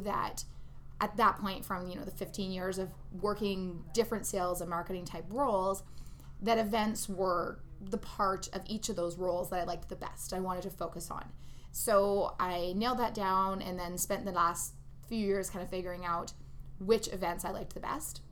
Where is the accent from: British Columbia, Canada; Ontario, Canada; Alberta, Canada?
Ontario, Canada; moved away as an adult; also born or lived in Toronto / Vancouver; now in Edmonton, Canada; I'm originally from Ontario, so I worked out there in Toronto